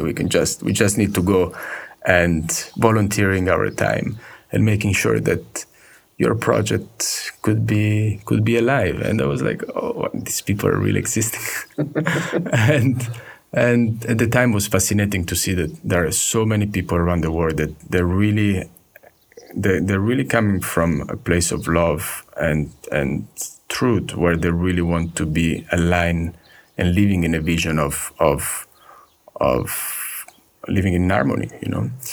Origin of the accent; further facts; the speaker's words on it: Sanremo, Liguria, Italy; I was born in Italy in a little town called Sanremo.